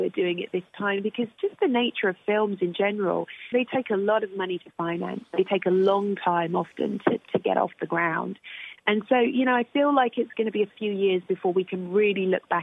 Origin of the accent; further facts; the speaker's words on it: United Kingdom; I'm British and I'm also black and I'm also female.